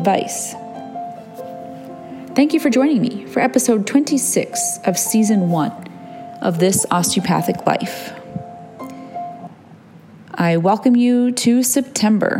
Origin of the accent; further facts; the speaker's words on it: Michigan, United States; now in Oregon, United States; I grew up in Michigan